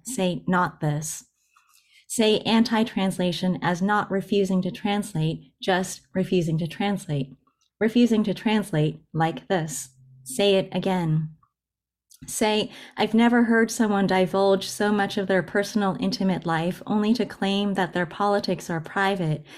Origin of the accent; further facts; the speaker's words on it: United States; first language Japanese; English is a second language; also born or lived in Japan; And then I grew up in the U S and was educated in English